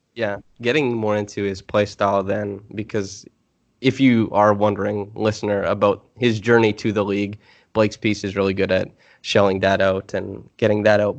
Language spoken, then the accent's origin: English; Canada; moved away; I'm from Canada.